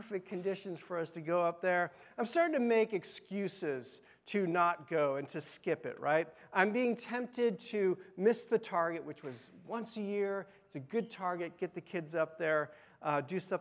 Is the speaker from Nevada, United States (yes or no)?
yes; Las Vegas, Nevada, United States; I grew up in Las Vegas